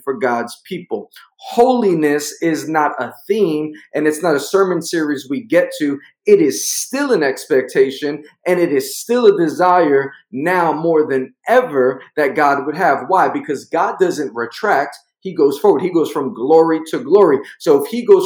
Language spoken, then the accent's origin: English; New York, United States; I'm from New York